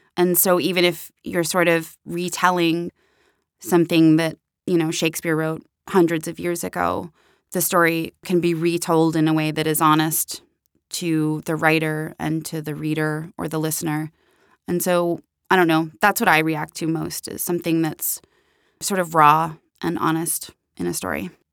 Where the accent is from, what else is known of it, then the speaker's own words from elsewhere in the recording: Pittsburgh, Pennsylvania, United States; who are also both from Pittsburgh, like myself